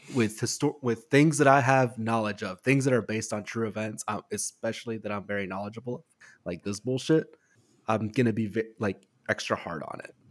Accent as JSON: {"language": "English", "region": "West Coast", "country": "United States", "tie": "born or raised there", "moved": "yes", "said": "I grew up on the West Coast"}